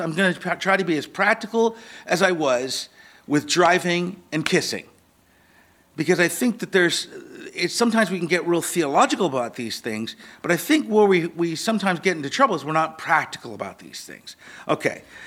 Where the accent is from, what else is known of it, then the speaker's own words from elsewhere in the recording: Seattle, Washington, United States; I grew up in Ballard here.